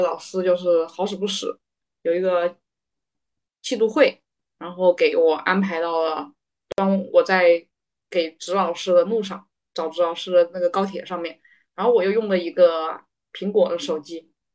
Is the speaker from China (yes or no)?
yes; Hubei, China; 我是一个土生土长的九头鸟湖北人